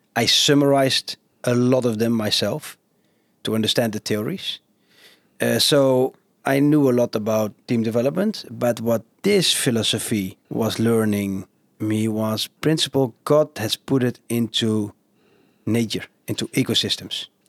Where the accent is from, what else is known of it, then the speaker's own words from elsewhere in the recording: Genemuiden, Overijssel, Netherlands; now in Zwartsluis, Netherlands; I've been growing up in Geenemuiden. They call it the, the carpet city of Europe